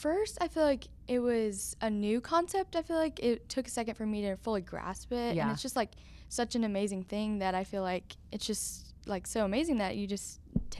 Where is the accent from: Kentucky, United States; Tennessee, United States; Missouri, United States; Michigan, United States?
Tennessee, United States; Memphis; also born or lived in North Carolina; So I was born in Memphis